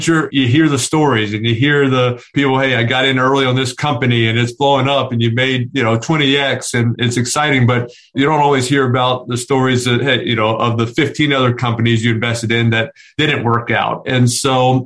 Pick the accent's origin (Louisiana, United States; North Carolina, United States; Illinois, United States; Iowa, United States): Louisiana, United States; New Orleans; We grew up in Louisiana